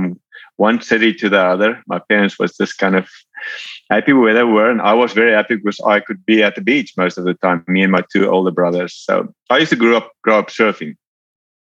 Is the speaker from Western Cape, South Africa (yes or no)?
yes; Cape Town, Western Cape, South Africa; moved away as an adult; now in Georgia, United States; I'm from South Africa originally, born and raised in Cape Town.